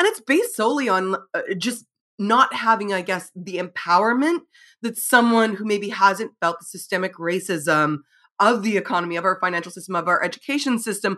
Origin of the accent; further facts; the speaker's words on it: Saskatchewan, Canada; now in Manitoba, Canada; I'm from Northern Saskatchewan and then I live in Manitoba.